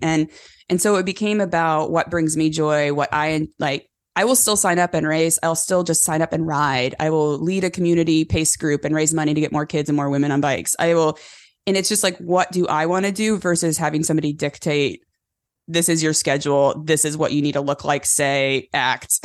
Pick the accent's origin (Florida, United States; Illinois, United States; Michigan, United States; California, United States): California, United States; born and raised in California on a cattle ranch